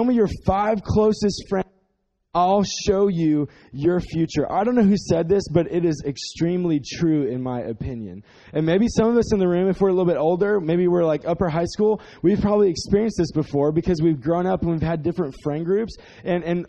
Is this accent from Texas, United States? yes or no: yes; Dallas, Texas, United States; we are from Dallas, so we're not from the country.